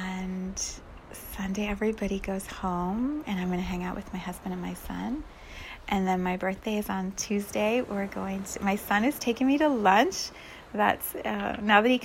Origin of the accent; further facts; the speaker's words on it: United States; we as an American community